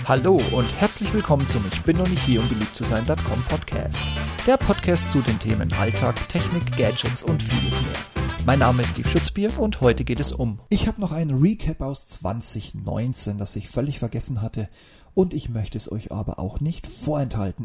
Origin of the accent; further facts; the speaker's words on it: near the Bavarian Forest, Germany; moved away; in meiner alten Heimat nahe dem Bayerischen Wald